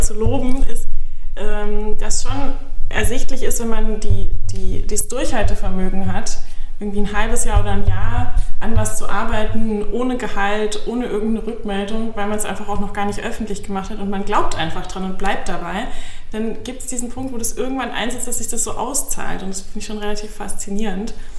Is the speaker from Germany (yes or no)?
yes; Bavaria, Germany; moved away as an adult; now in Berlin, Germany; ich komme aus Bayern ursprünglich und bin ähm, schon vor langer Zeit hierher gezogen